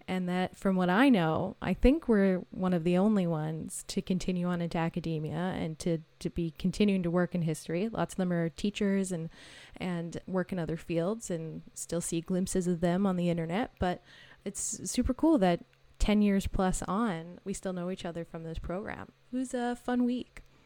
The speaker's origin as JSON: {"language": "English", "town": "Maple Ridge", "region": "British Columbia", "country": "Canada", "also_born_or_lived": "Victoria, British Columbia", "said": "I'm from Maple Ridge, British Columbia, which is a little outside of Vancouver"}